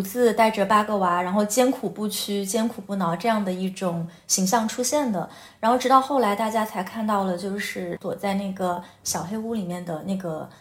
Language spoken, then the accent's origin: Chinese; Guizhou, China; 我自己是出生在贵州嘛，然后这个也是在云贵高原上长大